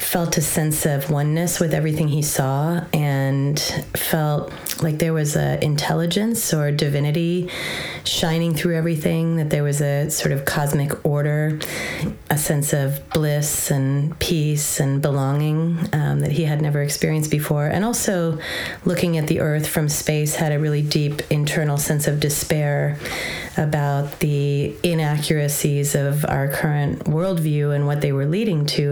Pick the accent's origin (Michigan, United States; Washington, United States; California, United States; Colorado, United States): California, United States; Southern; I grew up in Southern California